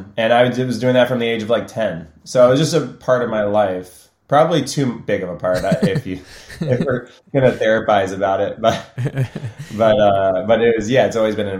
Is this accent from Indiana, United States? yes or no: no; Illinois, United States; And I grew up originally outside of Chicago.